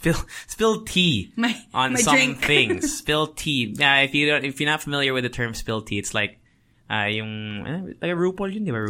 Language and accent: English; Tokyo, Japan; moved away; I think mixed three. I grew up in Tokyo.